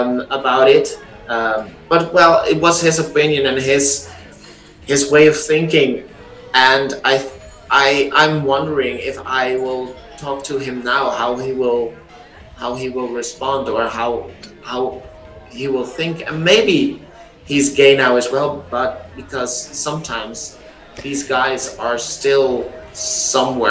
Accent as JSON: {"language": "English", "country": "Netherlands", "tie": "born or raised there", "also_born_or_lived": "Amsterdam", "second_language": "English", "said": "I've been born and raised in the Netherlands"}